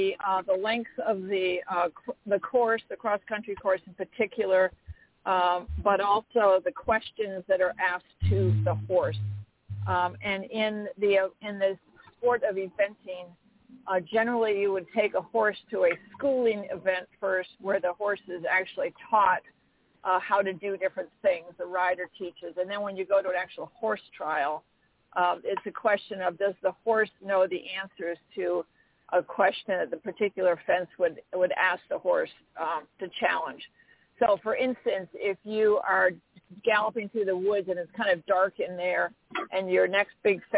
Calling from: Tryon, North Carolina, United States; I'm calling in from Tryon, North Carolina today.

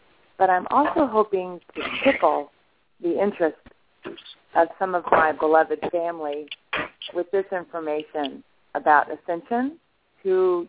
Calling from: Madison, Georgia, United States; I'm calling from Madison, Georgia.

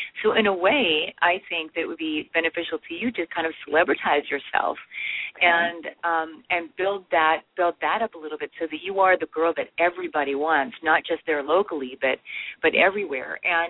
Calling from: Atlanta, Georgia, United States; I'm calling from Atlanta.

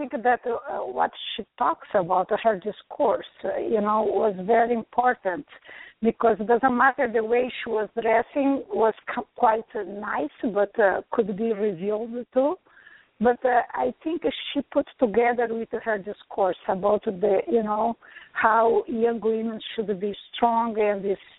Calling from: New York, United States; coming from New York?

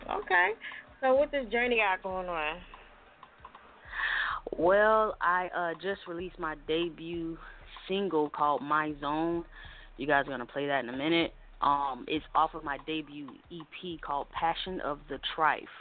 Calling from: Augusta, Georgia, United States; I'm from Augusta, Georgia.

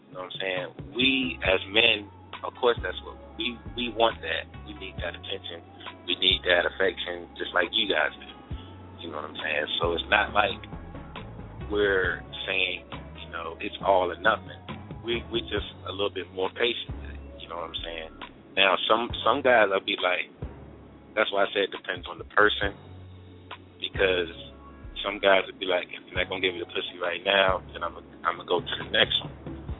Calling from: Virginia, United States; from VA.

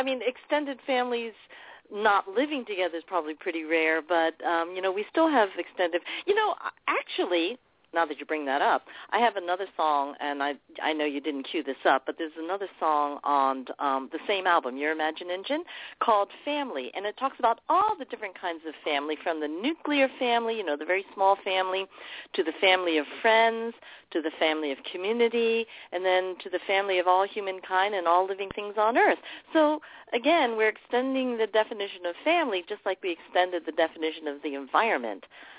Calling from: New York, United States; And we're from Long Island. We're calling in from Long Island.

